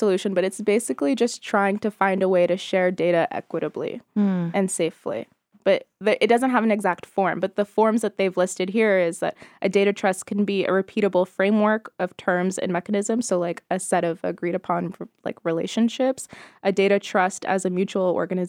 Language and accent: English; Nevada, United States; Maybe. I'm so bad with following my home state.